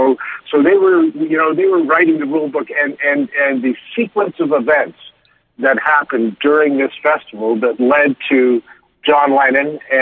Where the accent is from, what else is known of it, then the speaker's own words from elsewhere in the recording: Canada; being a Canadian, I love Canadian stories